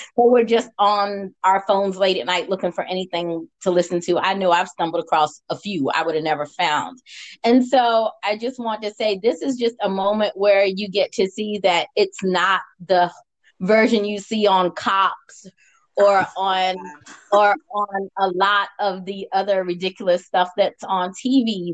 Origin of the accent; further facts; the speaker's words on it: United States; I'm American.